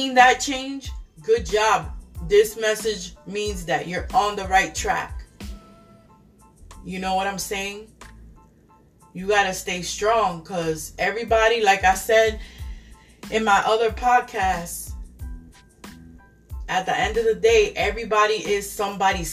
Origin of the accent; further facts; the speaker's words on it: New York City, New York, United States; moved away; I come from New York City